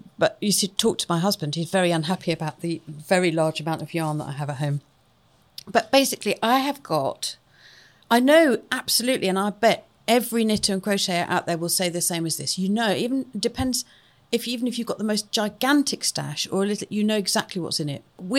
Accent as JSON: {"language": "English", "region": "Wales", "country": "United Kingdom", "said": "But not that I might, because I'm Welsh, and that's very important. But not that I sound Welsh. I don't sound Welsh."}